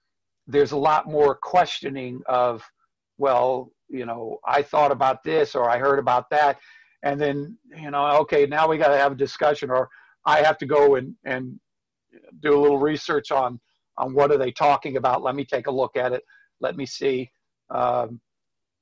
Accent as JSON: {"language": "English", "country": "United States", "also_born_or_lived": "Spain", "said": "I'm an American"}